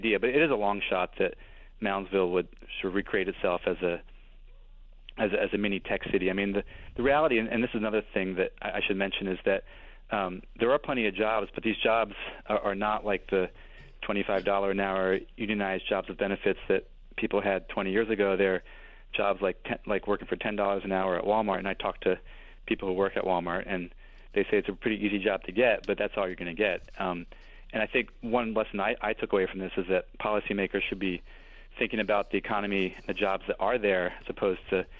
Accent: Brussels, Brussels-Capital Region, Belgium; I think I grew up in Belgium, and I think that's a huge difference between Europeans and Americans. And my friends I went to high school with at a Belgian public high school all still live in Brussels.

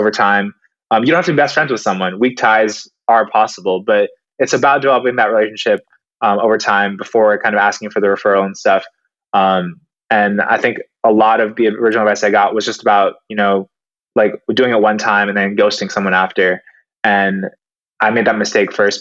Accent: Seattle, Washington, United States; moved away; I am originally from Seattle

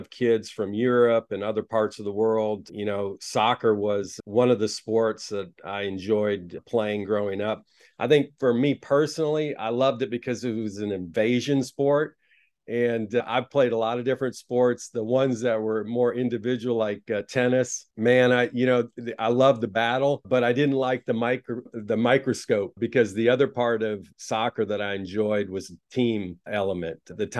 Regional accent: Taiwan; moved away; also born or lived in United States; I grew up in a different country. I was born in the United States, but went to Taiwan when I was 2 years old. Of course, Taiwan's a lot in the news a lot right now for various reasons, but that's where I grew up.

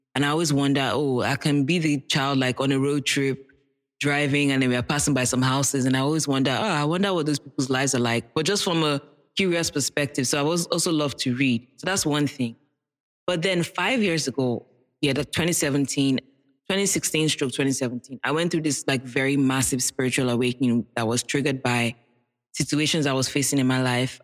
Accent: Nigeria; being a Nigerian child in a Nigerian household

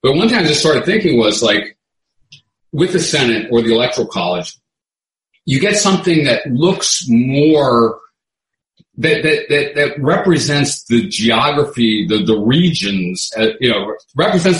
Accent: New Orleans, Louisiana, United States; we come from New Orleans

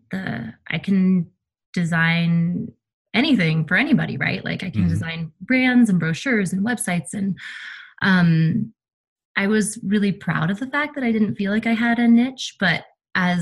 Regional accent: Colorado, United States; moved away; I'm from Colorado originally

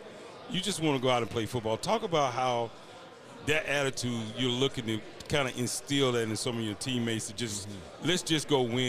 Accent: Mississippi, United States; I'm from Long, Mississippi.

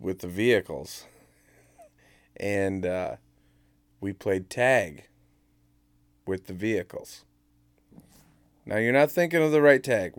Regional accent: Minnesota, United States; I'm from Minnesota. I'm a Minnesota fan, so yes.

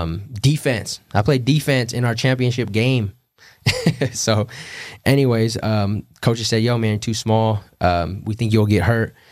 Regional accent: California, United States; moved away as an adult; they knew I was from Cali

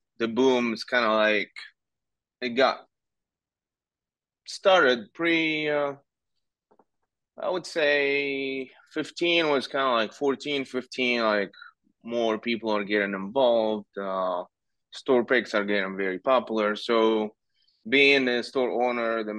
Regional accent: Tunis, Tunis Governorate, Tunisia; moved away as an adult; also born or lived in New York City, United States; now in Louisville, United States; born and raised in Tunis.

